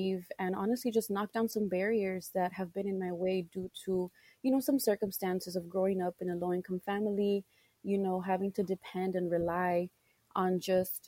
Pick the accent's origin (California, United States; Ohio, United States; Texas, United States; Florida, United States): Texas, United States; South; I'm from South Texas